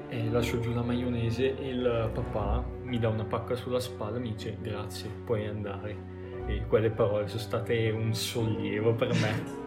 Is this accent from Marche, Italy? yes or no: no; Bergamo, Lombardy, Italy; noi bergamaschi